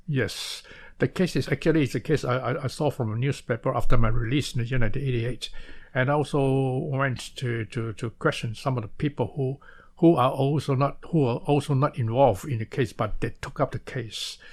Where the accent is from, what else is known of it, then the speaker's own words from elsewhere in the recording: Malaysia; moved away as an adult; now in Taiwan; I was born in Malaysia instead of born, uh, uh, to, uh, instead of Taiwan. So I came to Taiwan to further my study in the year nineteen sixty-seven.